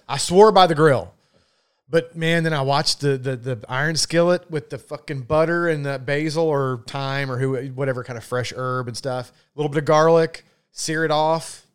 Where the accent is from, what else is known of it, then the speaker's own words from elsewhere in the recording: the South, United States; accent: Southern; my accent or people from the South.